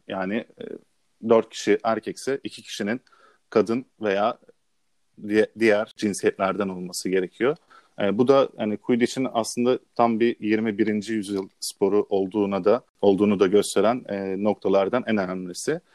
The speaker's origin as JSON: {"language": "Turkish", "region": "Istanbul", "country": "Turkey", "tie": "born or raised there", "said": "İstanbul'da doğdum"}